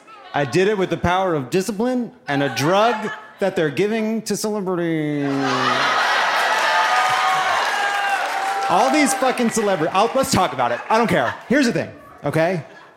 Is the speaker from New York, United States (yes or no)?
yes; Long Island, New York, United States; I'm not from here. I'm a Jew from Long Island. Deal with it.